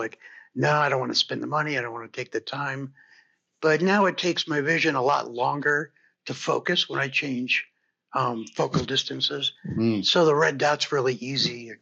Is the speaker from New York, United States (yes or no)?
no; Phoenix, Arizona, United States; also born or lived in Midwest; Well, I grew up till I was about 9 in the Midwest, kind of all over the place. And then my family moved to Phoenix, Arizona, the Valley, and when I was about 9. And I lived there till I went to college.